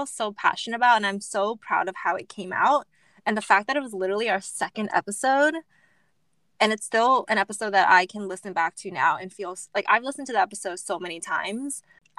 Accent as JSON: {"language": "English", "country": "United States", "said": "growing up, being Asian American, growing up in a predominantly white"}